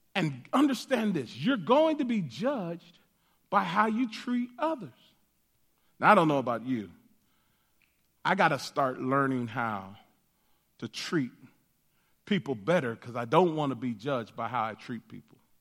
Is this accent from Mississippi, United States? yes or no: no; Denver, Colorado, United States; they, uh, gave birth to me in Denver, Colorado. And so, uh, I grew up in Denver, uh, all of my life